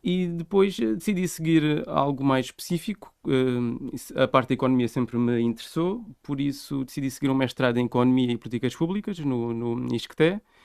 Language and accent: Portuguese; Vila Nova de Milfontes, Alentejo, Portugal; moved away as an adult; sou de Mil Fontes, sempre fui de, de Mil Fontes